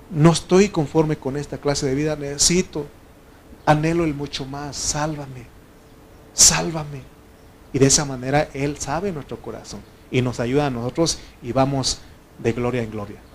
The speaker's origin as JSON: {"language": "Spanish", "region": "Oaxaca", "country": "Mexico", "moved": "yes", "said": "No sabes por qué me vine de Oaxaca, yo era el problema. Y yo aquí sigo siendo el problema aquí."}